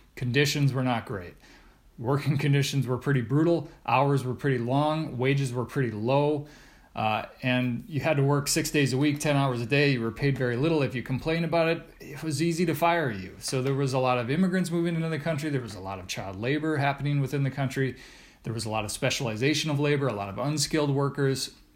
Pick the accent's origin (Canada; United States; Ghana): United States; Redfield, South Dakota; I grew up in Redfield, South Dakota